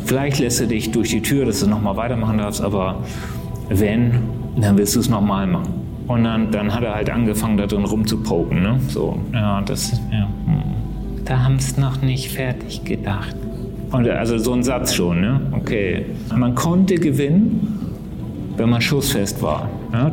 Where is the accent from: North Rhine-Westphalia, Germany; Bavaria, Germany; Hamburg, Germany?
Hamburg, Germany; moved away; ich bin Hamburger äh, und begeisterter Hamburger, liebe diese Stadt äh, und besuche sie sehr oft.